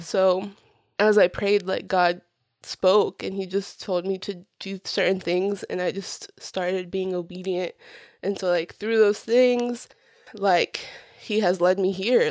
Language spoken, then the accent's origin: English; Florida, United States; English is a second language; also born or lived in Puerto Rico; I was four years old when I got to Florida and, um, I started school not long after moving, but I didn't know English